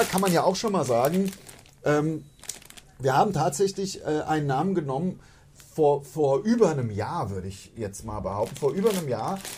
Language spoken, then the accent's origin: German; Hainstadt, Hesse, Germany; ich komme ja aus Heinstadt und bin